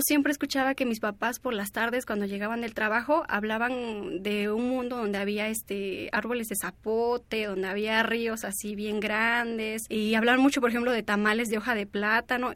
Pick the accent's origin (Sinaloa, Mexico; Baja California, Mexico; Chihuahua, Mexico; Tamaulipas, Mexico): Baja California, Mexico; San Quintín; also born or lived in Mixteca Alta, Oaxaca; yo nací en Amixteca de Oaxaca, en Amixteca Alta. Sin embargo, desde antes de que yo naciera, mis papás migraban a San Quintín, a Baja California